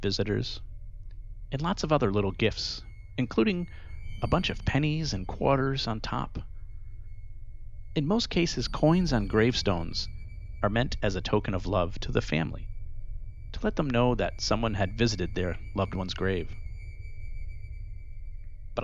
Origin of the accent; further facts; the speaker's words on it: Rhode Island, United States; growing up in Rhode Island